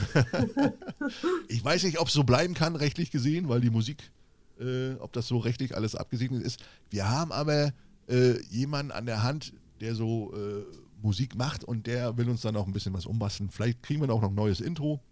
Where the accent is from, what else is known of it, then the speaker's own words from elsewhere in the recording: East Germany, Germany; ich komme ja aus dem Osten